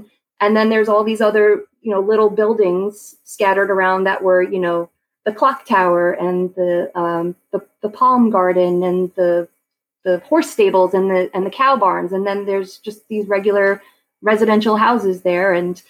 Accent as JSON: {"language": "English", "area": "Long Island", "region": "New York", "country": "United States", "tie": "born or raised there", "also_born_or_lived": "Brentwood, New York / Oakdale, New York", "moved": "as an adult", "lives_now": "St. Petersburg, United States", "said": "I grew up on Long Island in New York."}